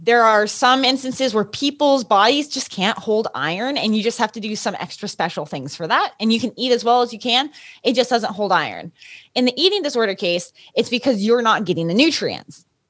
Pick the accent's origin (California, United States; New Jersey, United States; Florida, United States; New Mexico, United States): New Mexico, United States; Los Alamos; I grew up in Los Alamos, New Mexico